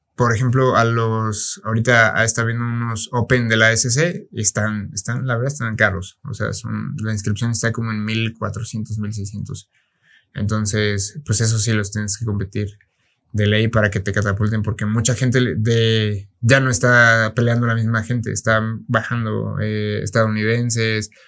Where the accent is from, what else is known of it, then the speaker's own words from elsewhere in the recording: Mexico; Yo soy, pues, soy mexicano